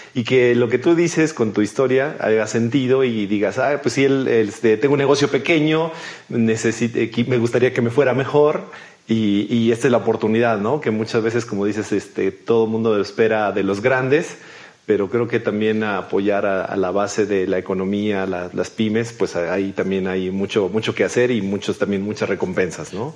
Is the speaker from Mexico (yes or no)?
yes; Mexico